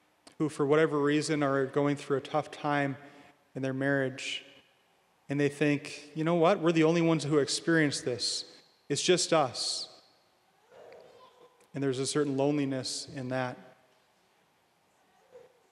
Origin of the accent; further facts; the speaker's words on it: Williston, North Dakota, United States; now in Bismarck, United States; I'm from Williston